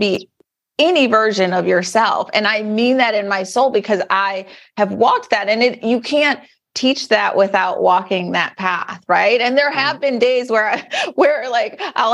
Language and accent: English; Detroit, Michigan, United States; as a little girl growing up in Detroit